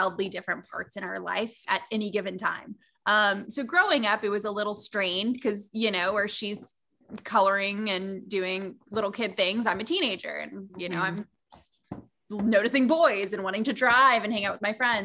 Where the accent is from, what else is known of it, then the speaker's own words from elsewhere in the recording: San Antonio, Texas, United States; I'm born and raised in San Antonio, Texas